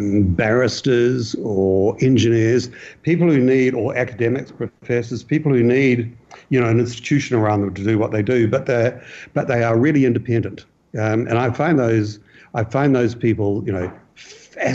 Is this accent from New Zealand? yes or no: yes; New Zealand; I as a New Zealander, as a Kiwi